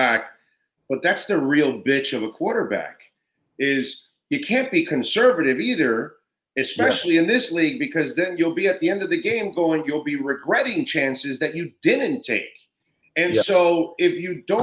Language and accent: English; South Florida, United States; I'm born and raised in South Florida